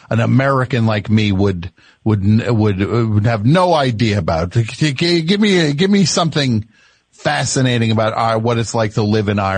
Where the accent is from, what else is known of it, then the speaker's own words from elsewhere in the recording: Vancouver Island, British Columbia, Canada; now in Vancouver, Canada; Oh, I'm from Vancouver Island.